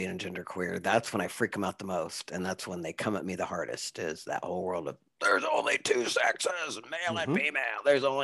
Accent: Southeast Kansas, United States; now in Lawrence, United States; I'm from Southeast Kansas and Lawrence is the only place in Kansas I can live

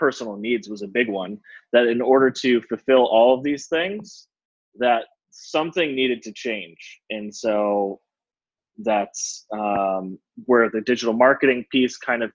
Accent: Cleveland, Ohio, United States; also born or lived in Denver; now in Chicago, United States; I grew up in Cleveland

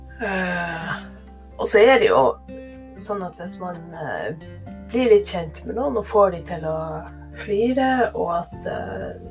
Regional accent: Northern Norway, Norway; nå er jo jeg nordlending

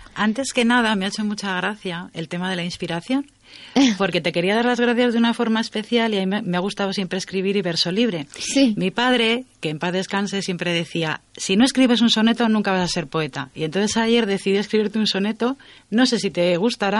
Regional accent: Community of Madrid, Spain; moved away as an adult; also born or lived in Zamora province; yo soy madrileña, dejé la provincia de Madrid, me fui a la provincia de Zamora

